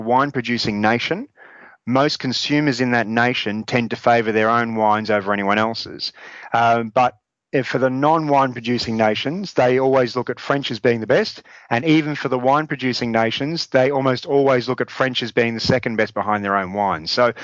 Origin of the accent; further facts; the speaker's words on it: Australia; now in Dijon, France; as an Australian